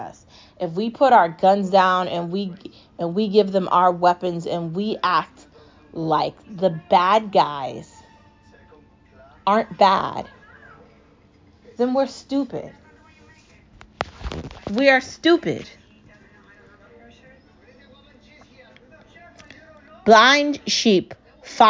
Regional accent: United States; I'm also an American

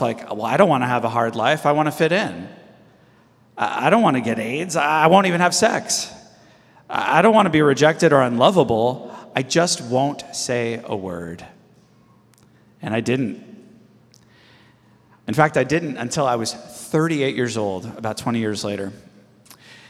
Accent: Los Angeles, California, United States; I was born and raised in the Los Angeles area, and I grew up in the 80s

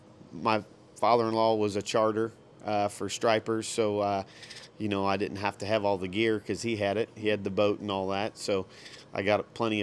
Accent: Batesville, Indiana, United States; also born or lived in Oldenburg, Indiana; I was born right here in Batesville, and went to grade school at the Oldenburg School. I lived in Oldenburg, so I went to the school there in Oldenburg to the fifth grade, and then Batesville Middle School and Batesville High School is where I graduated from.

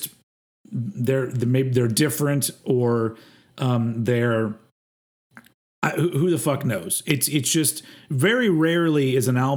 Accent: United States; I'm an American

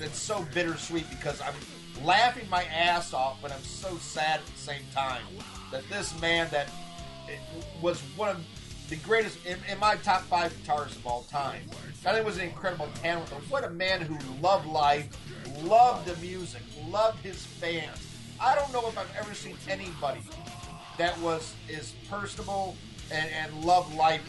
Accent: the South, United States; You know, we're from the South, you know, fuck you, we're metal, and, you know, we're not going to change.

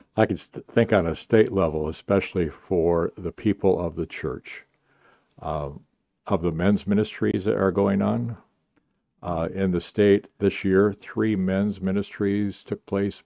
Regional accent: Minnesota, United States; moved away; I grew up in Minnesota

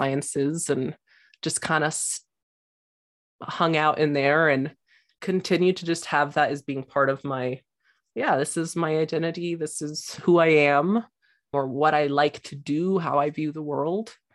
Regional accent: Santa Fe, New Mexico, United States; I grew up in Santa Fe, which is kind of a new age Mecca.

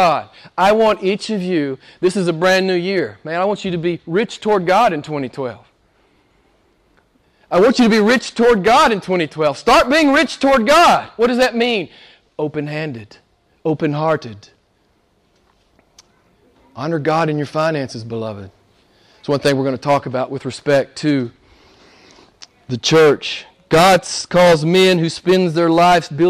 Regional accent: United States; I'm an American

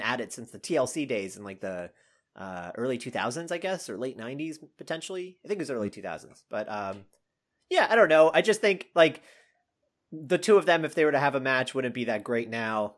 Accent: Canada; now in Austin, United States; I grew up in Canada

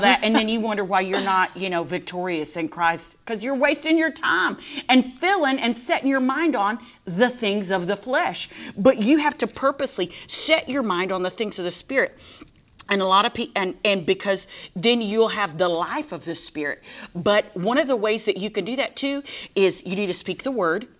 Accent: Texas, United States; I'm from Texas

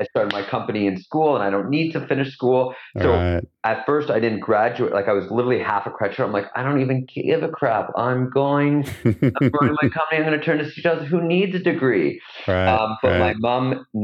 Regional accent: a suburb of Toronto, Ontario, Canada; I grew up in, a suburb of Toronto, Canada

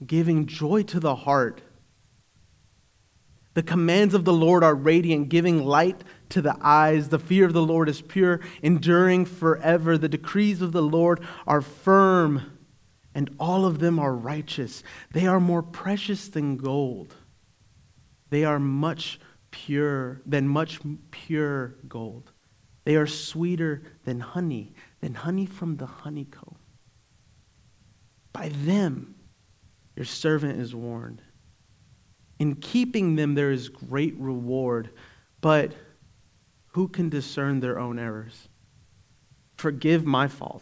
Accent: Eastern North Carolina, United States; I worship God because I was raised in Eastern North Carolina.

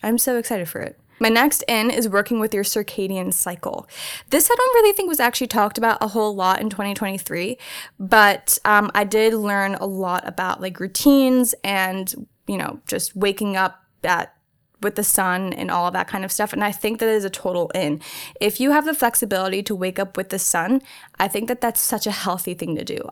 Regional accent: New Jersey, United States; moved away as an adult; now in Orange County, United States; very small town in New Jersey. I grew up there pretty much my entire life, well, all my life

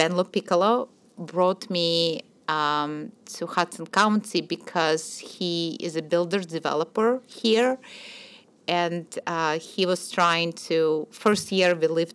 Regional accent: Minsk, Belarus; moved away as an adult; also born or lived in Kyiv, Ukraine; now in Jersey City, United States; I was born in Kiev, Ukraine, and I grew up in Minsk, Belarus

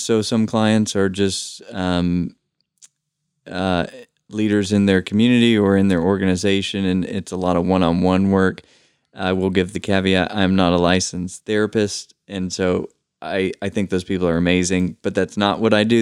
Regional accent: Knoxville, Tennessee, United States; I was born and raised here in Knoxville

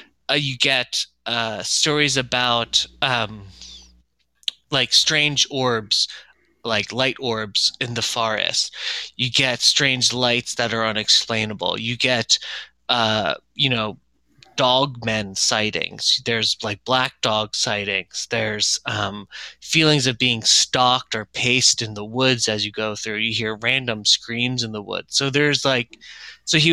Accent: Chester County, Pennsylvania, United States; back where I grew up in Chester County

